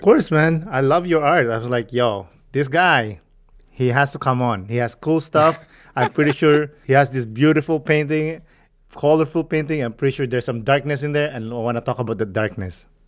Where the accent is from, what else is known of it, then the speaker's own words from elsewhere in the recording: Philippines; I grew up in the Philippines